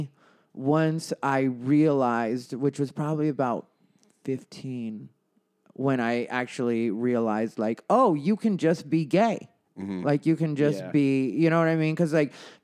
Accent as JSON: {"language": "English", "town": "Casa Grande", "region": "Arizona", "country": "United States", "said": "It's a town called Casa Grande"}